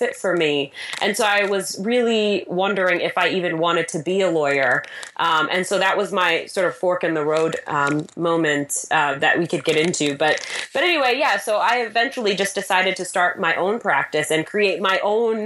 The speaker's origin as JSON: {"language": "English", "region": "New York", "country": "United States", "said": "I am a New Yorker, a mom, a wife"}